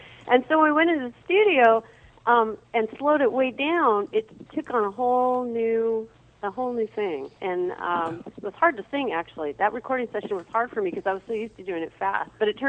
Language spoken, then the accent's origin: English; Oregon, United States; we're from Oregon.